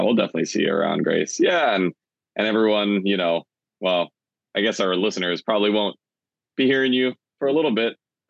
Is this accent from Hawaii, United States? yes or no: yes; Oahu, Hawaii, United States; I grew up on Oahu